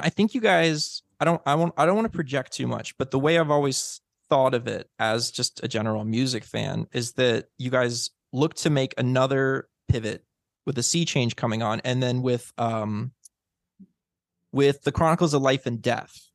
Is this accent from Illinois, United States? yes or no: yes; Illinois, United States; I grew up in Illinois.